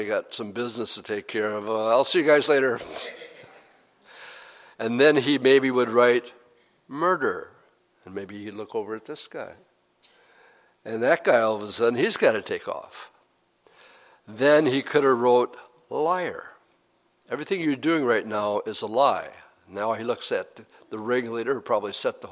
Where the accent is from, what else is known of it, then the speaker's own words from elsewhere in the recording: Appleton, Wisconsin, United States; I'm from Appleton, Wisconsin